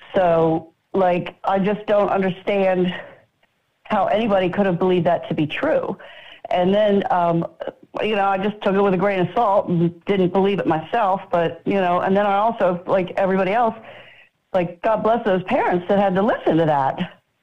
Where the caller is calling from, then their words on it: Florida, United States; I'm calling from Florida.